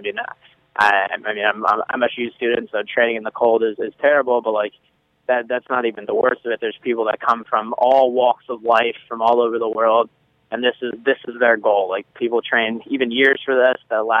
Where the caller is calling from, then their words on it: Cambridge, Massachusetts, United States; I'm calling. I'm at Harvard right now. I'm here in Massachusetts, in Cambridge.